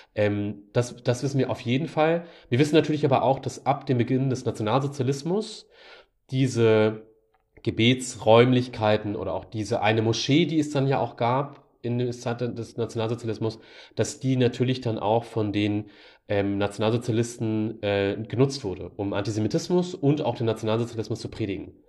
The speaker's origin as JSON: {"language": "German", "country": "Germany", "said": "ich bin Deutscher und ich will hier bleiben."}